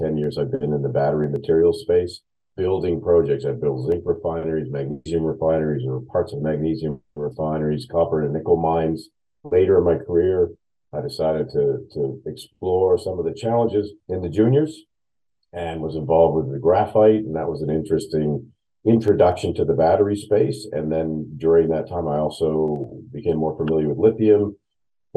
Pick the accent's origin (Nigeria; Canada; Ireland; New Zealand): Canada; Nova Scotia; moved away as an adult; also born or lived in Queensland, Australia; So I grew up in Nova Scotia, studied geology